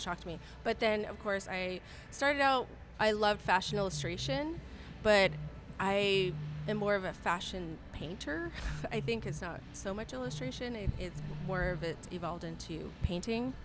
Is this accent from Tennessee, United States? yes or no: no; Southern California, United States; moved away as an adult; also born or lived in Seattle; now in Dallas, United States; I'm originally from Southern California